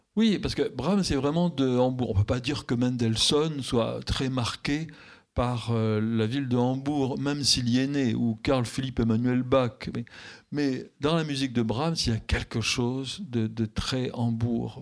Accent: France; je suis français

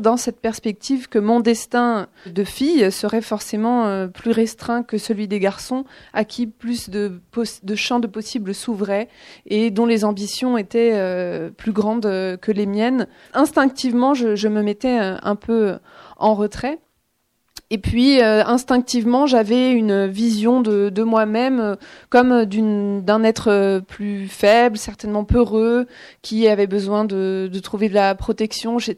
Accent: Vendée, Pays de la Loire, France; j'ai grandi en, en Vendée

